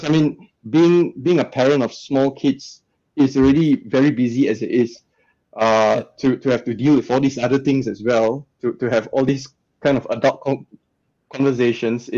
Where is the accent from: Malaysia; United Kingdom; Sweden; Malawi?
Malaysia; moved away as an adult; now in Australia; growing up in Malaysia, where the values are a lot more conservative